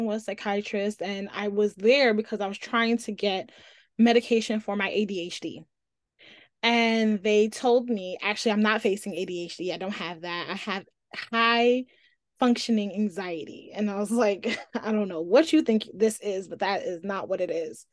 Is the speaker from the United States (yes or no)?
yes; New York City, New York, United States; I'm also from Brooklyn